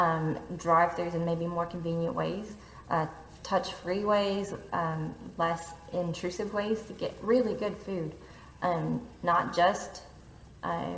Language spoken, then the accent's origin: English; United States; also born or lived in Louisville; being an American living there